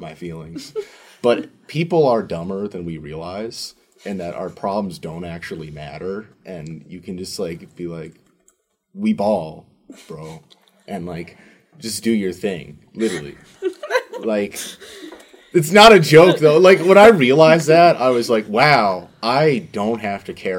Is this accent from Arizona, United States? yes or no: no; Marquette, Michigan, United States; I can be, like, an annoying beer guy in my hometown. Because, like, I mean, I'm a local.